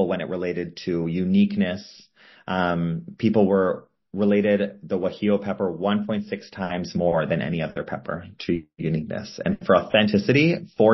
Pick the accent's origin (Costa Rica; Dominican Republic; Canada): Canada; Toronto, Ontario; I grew up in Toronto, Canada, which has a really big Asian population